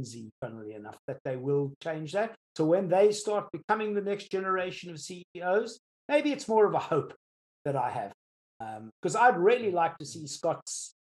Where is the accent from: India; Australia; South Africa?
South Africa; now in United Kingdom; I'm South African born